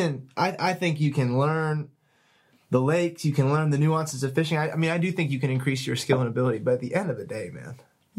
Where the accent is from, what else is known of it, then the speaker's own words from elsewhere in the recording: Minnesota, United States; I'm from Minnesota, so you got to understand that's the land of 10,000 lakes.